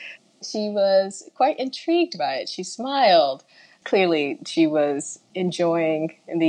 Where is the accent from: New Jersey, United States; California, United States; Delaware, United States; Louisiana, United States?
New Jersey, United States; New Brunswick; moved away; also born or lived in Detroit; I am a product of the New Brunswick public school system. New Brunswick raised me in a very big way.